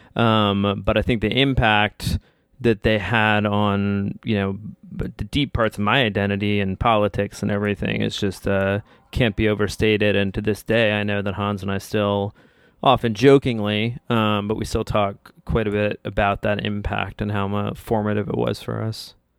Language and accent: English; Bethesda, Maryland, United States; I was from Bethesda